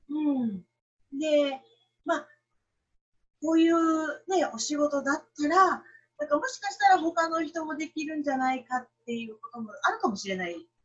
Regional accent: Nagaoka, Niigata, Japan; 私は地元が新潟の長岡っていうところですけれども

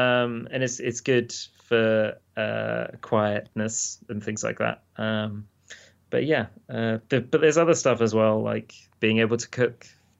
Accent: United Kingdom; There's something about being a British dude. You just turn red and then you go white.

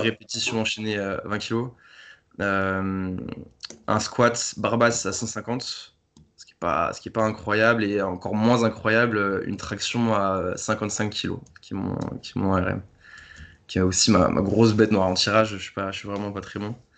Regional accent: Paris, Île-de-France, France; je viens de Paris, j'ai 26 ans

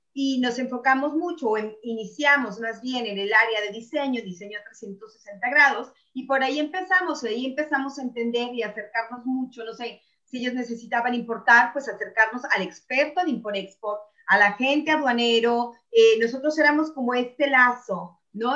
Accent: Mexico; now in Italy; yo en mi país

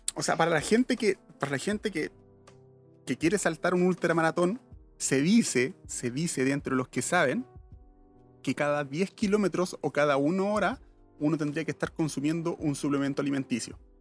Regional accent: Santiago, Santiago Metropolitan Region, Chile; somos santiaguinos y vivimos en un sector céntrico

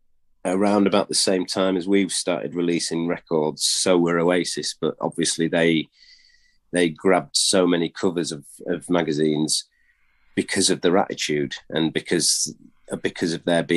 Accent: York, Yorkshire and the Humber, United Kingdom; we're from York

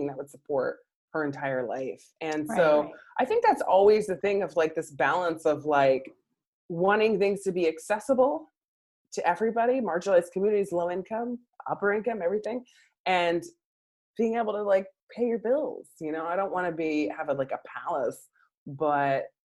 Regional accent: San Diego, California, United States; also born or lived in White Center, Washington; now in Seahurst, United States; I'm from San Diego

